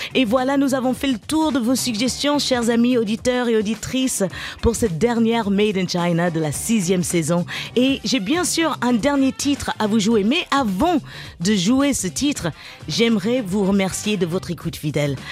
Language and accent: French; Garges-lès-Gonesse, Île-de-France, France; j'ai grandi à Garges-les-Gonesses, en banlieue parisienne